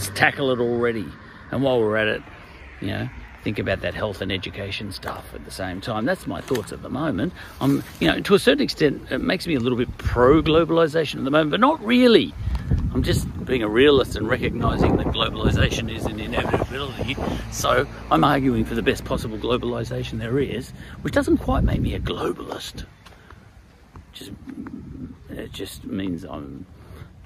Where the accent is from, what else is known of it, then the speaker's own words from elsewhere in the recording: Australia; I'm an Australian.